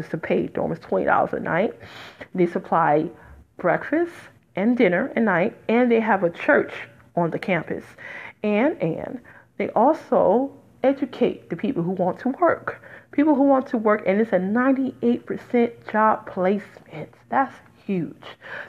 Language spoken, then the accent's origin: English; New Jersey, United States; not just in Jersey, not just in my home state